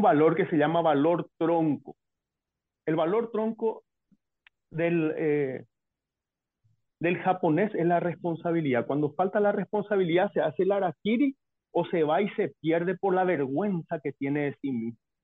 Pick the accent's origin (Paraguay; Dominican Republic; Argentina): Paraguay